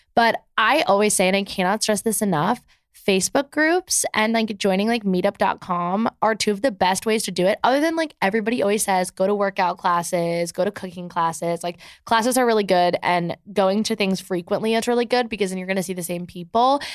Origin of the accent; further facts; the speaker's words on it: New Jersey, United States; moved away as an adult; also born or lived in Michigan; now in New York City, United States; I live in New York City, but I'm from New Jersey, and, like, my whole entire high school, like, actually is here